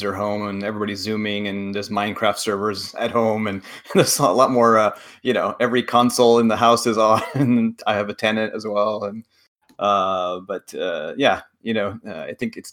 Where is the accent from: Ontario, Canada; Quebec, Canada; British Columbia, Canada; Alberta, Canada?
Quebec, Canada; moved away; I don't live in Montreal, but I go there every summer when it's possible, since I grew up in Quebec